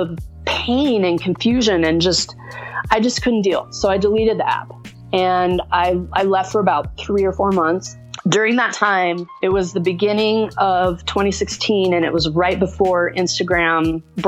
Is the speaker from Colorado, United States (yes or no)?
yes; Boulder, Colorado, United States; moved away as an adult; also born or lived in Denver, Colorado; now in Silver City, United States; So I was born in Denver, Colorado. I'm a Colorado native, born and raised, lived there most of my life. When I was 5, we moved to Boulder